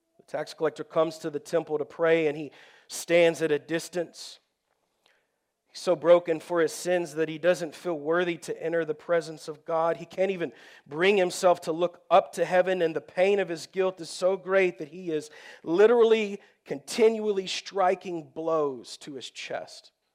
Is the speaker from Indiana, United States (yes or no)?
no; Texas, United States; I grew up in Texas